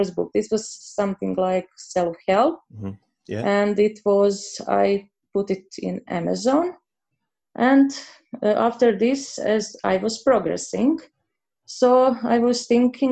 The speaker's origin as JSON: {"language": "English", "country": "Croatia", "second_language": "English", "said": "I'm from Croatia"}